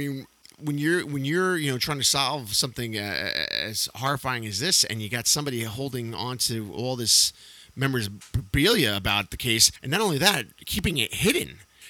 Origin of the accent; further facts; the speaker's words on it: Yonkers, New York, United States; T-Bone's grandparents owned a bar in Yonkers, where we both grew up, And this is back in the 80s.